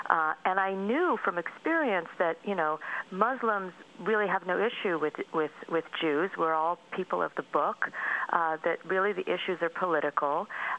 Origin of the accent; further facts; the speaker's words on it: United States; the families knew that I was from the United States, but I had asked Marjane not to tell them that I was Jewish